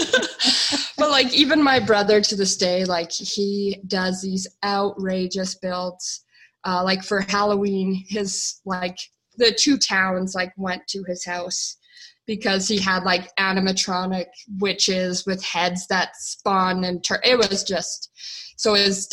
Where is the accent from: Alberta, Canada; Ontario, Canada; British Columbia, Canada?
Alberta, Canada; Calgary; I was born and raised in Calgary, Alberta, Canada